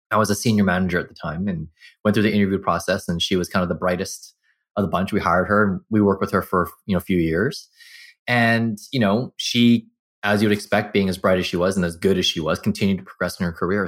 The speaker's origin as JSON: {"language": "English", "town": "Burnaby", "region": "British Columbia", "country": "Canada", "tie": "born or raised there", "also_born_or_lived": "Vancouver", "said": "I was born in Vancouver, grew up in Burnaby"}